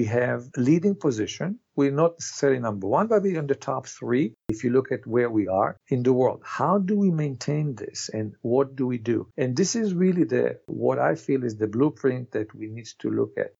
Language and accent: English; Canada; as Canadian